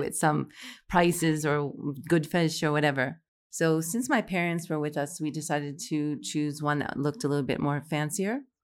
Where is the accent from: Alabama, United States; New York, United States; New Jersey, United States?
New York, United States; New York City; moved away as an adult; also born or lived in Morocco; now in Saudi Arabia; I'm originally from Fresh Meadows, New York, which is, like, thirty minutes from New York City